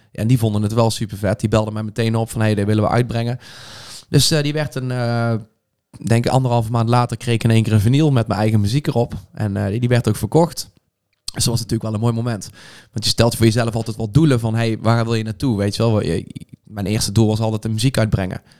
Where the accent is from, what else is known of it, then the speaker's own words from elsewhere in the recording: Veldhoven, North Brabant, Netherlands; also born or lived in Eindhoven; ik heb al heel mijn leven in Veldhoven gewoond. opgegroeid daar